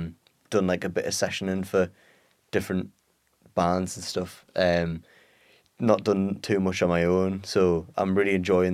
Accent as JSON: {"language": "English", "town": "Peterlee", "region": "North East England", "country": "United Kingdom", "said": "From Peterlee."}